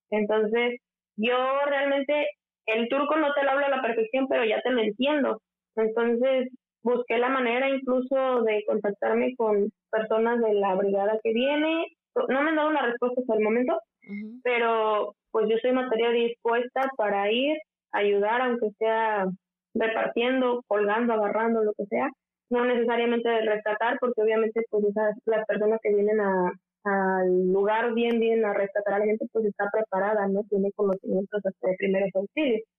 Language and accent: Spanish; Guerrero, Mexico; moved away as an adult; now in Turkey; yo soy mexicana, soy del estado de Guerrero. En mi estado es muy común que tiemble